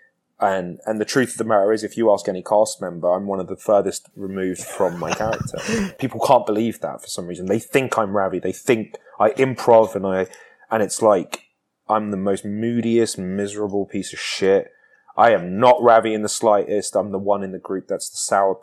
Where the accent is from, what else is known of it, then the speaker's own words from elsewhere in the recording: United Kingdom; moved away as an adult; I grew up in Britain